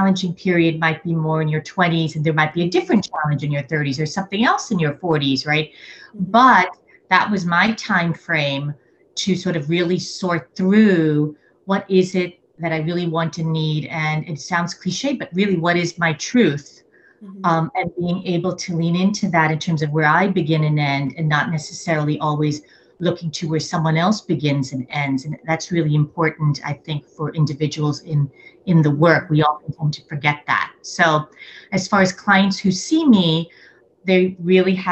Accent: New York City, New York, United States; I am originally a New Yorker, a born and raised New Yorker, coming from an immigrant family

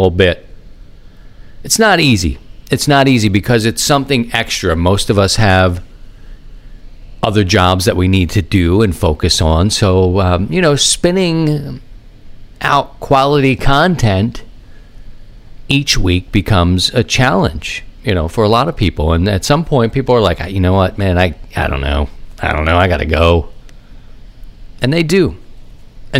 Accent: Baltimore, Maryland, United States; moved away as an adult; also born or lived in Philadelphia; now in St. Louis, United States; I grew up in Baltimore

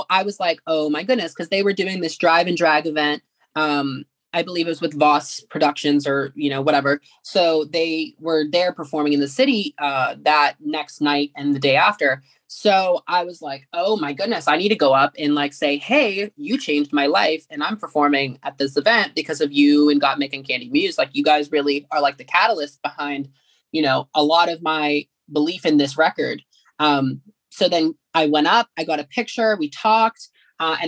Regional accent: McKeesport, Pennsylvania, United States; my hometown of McKeesport, which is about 20 minutes from the city of Pittsburgh

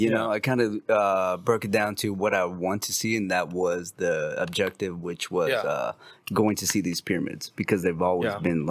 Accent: Colombia; Like prior to Mexico, you know what I'm saying? I came from Colombia.

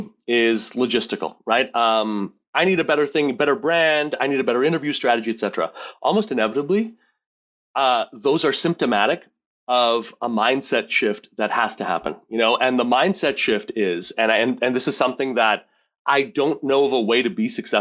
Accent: Montreal, Quebec, Canada; now in Rochester, United States; I grew up in Montreal, Quebec. I live in Rochester, New York

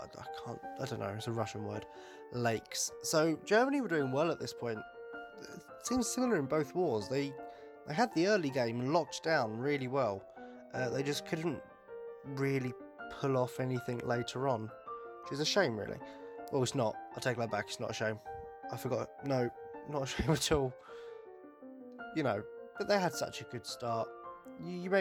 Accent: United Kingdom; I'm British

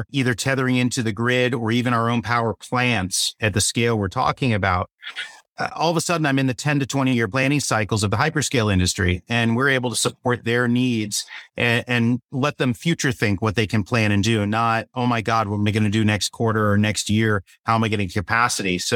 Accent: Boca Raton, Florida, United States; Only I would know that growing up in Boca, right?

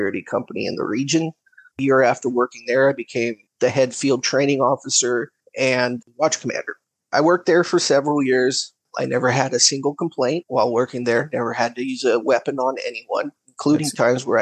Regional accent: California, United States; I'm from California. I live near the Capitol. I've lived here in this house for about 5 years, but I've lived in California for most of my life.

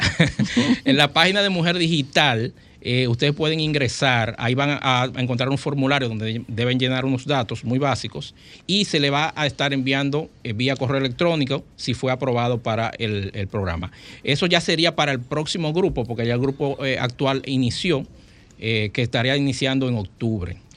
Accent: Dominican Republic; los instructores que están aquí son somos dominicanos

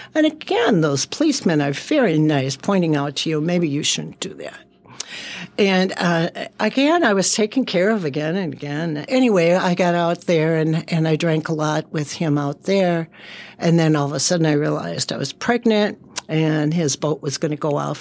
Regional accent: Saint Paul, Minnesota, United States; I was raised in Selby and Dale

